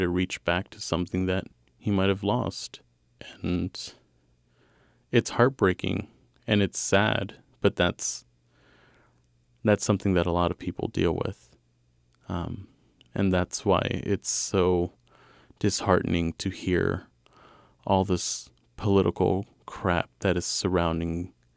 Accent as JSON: {"language": "English", "town": "Kansas City", "region": "Missouri", "country": "United States", "tie": "born or raised there", "said": "I was raised in the West Side"}